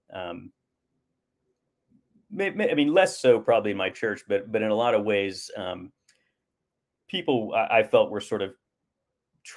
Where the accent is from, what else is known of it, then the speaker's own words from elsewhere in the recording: Oklahoma, United States; I grew up Southern Baptist in Oklahoma.